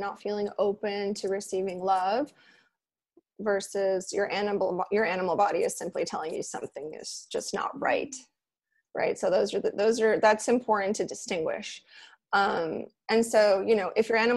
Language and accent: English; Los Angeles, California, United States; now in Miami, United States; I grew up in LA near Pasadena